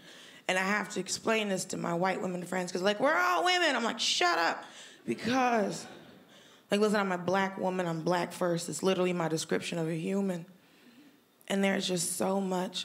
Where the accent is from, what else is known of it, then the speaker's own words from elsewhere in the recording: Georgia, United States; I'm from Georgia